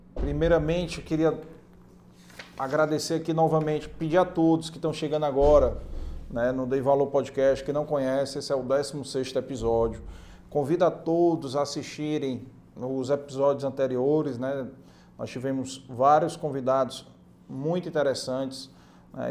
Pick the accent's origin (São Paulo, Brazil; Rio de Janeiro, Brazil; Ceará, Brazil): Ceará, Brazil; cabeça chata como nós, cearense, nordestino